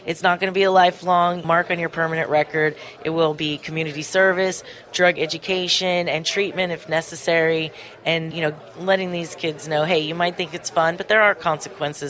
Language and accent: English; Ventura County, California, United States; I grew up in Ventura County